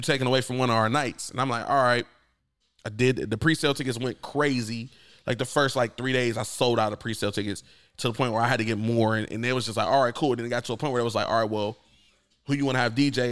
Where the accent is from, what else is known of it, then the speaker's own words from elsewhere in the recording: Akron, Ohio, United States; I'm from Akron.